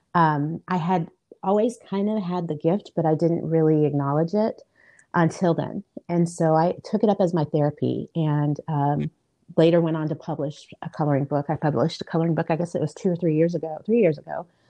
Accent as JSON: {"language": "English", "region": "Illinois", "country": "United States", "tie": "born or raised there", "said": "I was born in Illinois, and um, I am first generation American."}